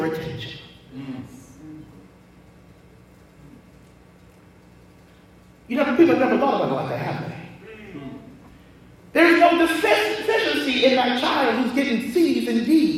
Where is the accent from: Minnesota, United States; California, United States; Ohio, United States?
Ohio, United States; Columbus; I'm from Columbus